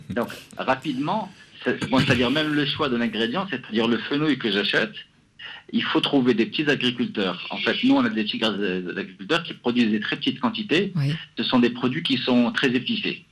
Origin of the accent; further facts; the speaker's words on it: Morocco; now in Casablanca, Morocco; je suis marocain.